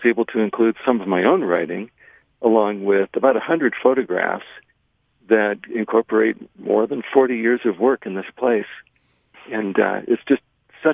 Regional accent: the West, United States; I grew up in the West. My dad was a geologist, and I saw a lot of the West in travels with him

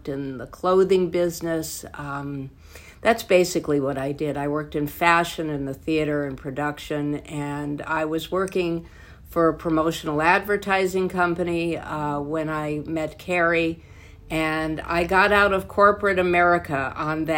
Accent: California, United States; also born or lived in Boise, Idaho; I am almost a lifelong Californian. I came here when I was 4 years old in 1955 from Boise, Idaho

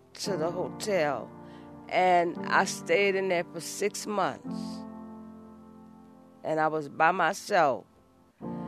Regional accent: New Orleans, Louisiana, United States; moved away as an adult; now in Los Angeles, United States; I'm from the 7th Ward area, right off St. Bernard Avenue, around Corpus Christi Catholic Church

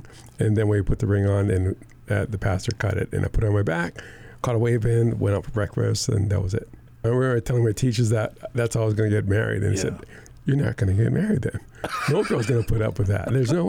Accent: Kaneohe, Hawaii, United States; So I was living in Kaneohe. I grew up in Kaneohe

